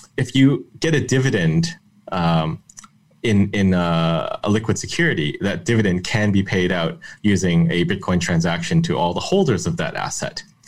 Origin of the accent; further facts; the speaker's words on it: Canada; I'm Canadian